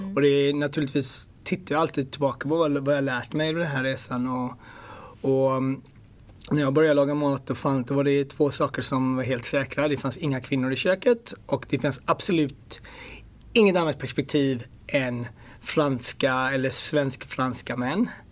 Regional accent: Ethiopia; also born or lived in Gothenburg, Sweden; now in London, United Kingdom; jag kommer från Etiopien

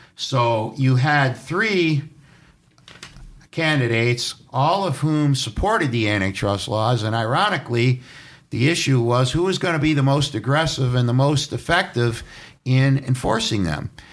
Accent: New York City, New York, United States; moved away; also born or lived in Ohio / Puerto Rico; I was born in New York City, in Manhattan, in fact, in Doctors Hospital, and the first years of my life, I lived down on East twelfth Street in Manhattan

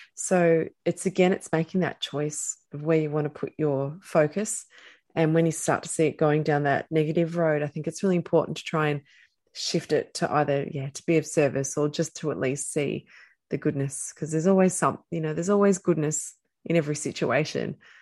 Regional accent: Australia; we're Australian

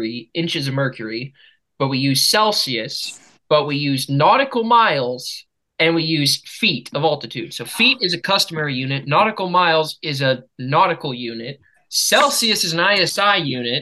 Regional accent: United States; I'm American

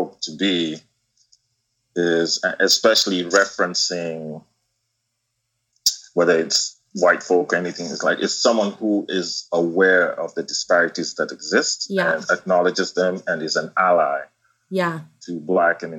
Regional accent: Kenya; moved away as an adult; now in United States; I was born and raised in Kenya and went to the U.S. for college

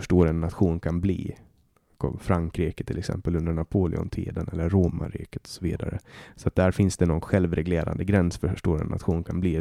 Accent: Åland Islands; now in Sweden; ålänning är jag alltid

